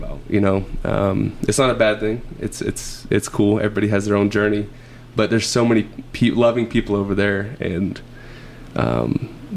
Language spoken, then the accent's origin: English; the South, United States; also born or lived in Springfield, Missouri; I'm from the South